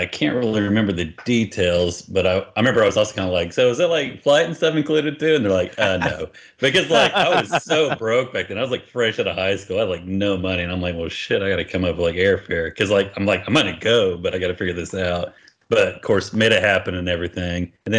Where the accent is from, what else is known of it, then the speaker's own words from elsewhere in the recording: Oklahoma, United States; I'm from Oklahoma